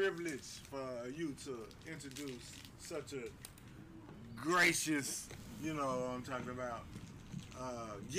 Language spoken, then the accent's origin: English; Memphis, Tennessee, United States; I'm from South Memphis